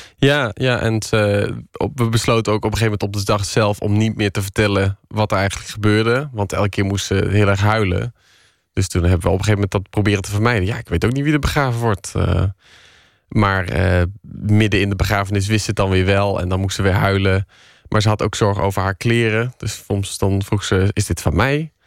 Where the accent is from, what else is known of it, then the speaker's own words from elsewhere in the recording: Tilburg, North Brabant, Netherlands; accent: Brabants; ik kom uit Brabant